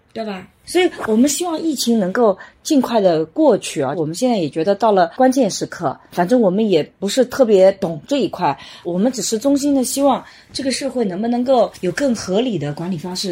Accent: China; 我们中国人以前都有首相一年嘛

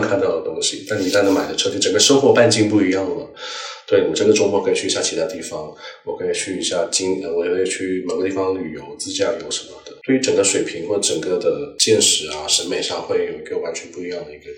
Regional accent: Pearl River Delta, Guangdong, China; first language Cantonese; Chinese is a second language; 因为我是珠三角长大的，就我距离香港那边也很近

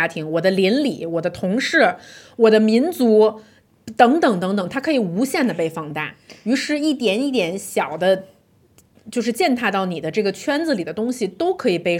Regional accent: China; 因为你知道咱中国女婿，

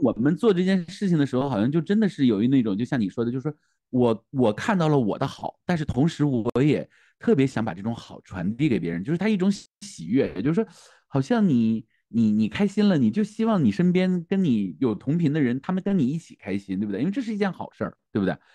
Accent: Northeast China, China; 因为我是东北人嘛，东北人他本身就对萨满这件事儿是不太排斥的啊，我们叫跳大神儿啊

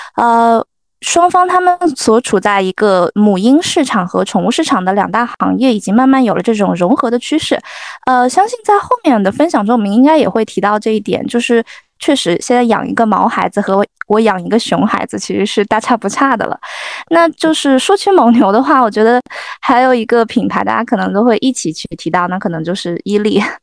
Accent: the Northwest, Northwest China, China; moved away; also born or lived in Jiangnan / Greater Bay Area; 我来自大西北，一路南下求学，从江南到湾区

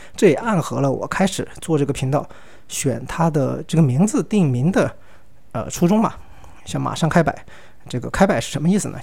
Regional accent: Sichuan, China; accent: Sichuan-accented Mandarin (Chuanpu); 我四川人嘛，我说的是川普，那个普通话反正又不标准

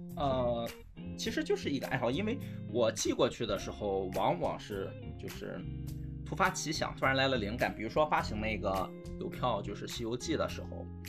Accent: Qingdao, Shandong, China; 因为当时是正好我们在青岛嘛，从小在青岛长大的

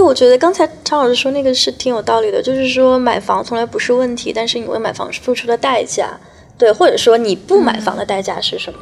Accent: Guizhou, China; now in Amsterdam, Netherlands; 我老家在，在贵州，然后贵州的一个小城市

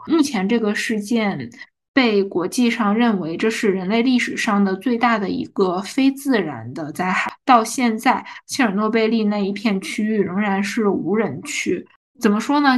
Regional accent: northern China, China; 因为我是北方人嘛

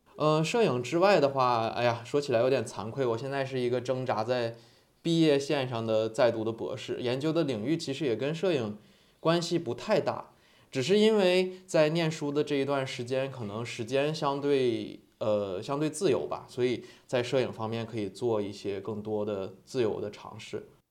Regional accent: Harbin, Heilongjiang, China; now in Hainan, China; 我本身是哈尔滨人

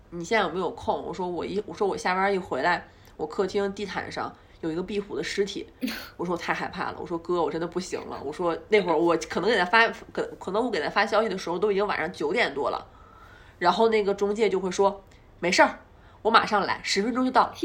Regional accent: Northeast China, China; moved away as an adult; also born or lived in Beijing; 虽然我是个东北人

